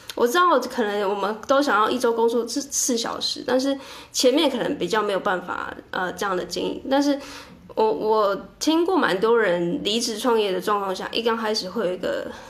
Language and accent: Chinese; southern Taiwan, Taiwan; also born or lived in Taipei; 我从台北回到南部，因为我是南部人